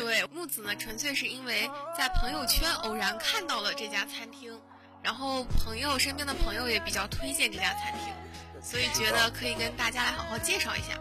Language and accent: Chinese; Wuxi, Jiangsu, China; 是我的家乡菜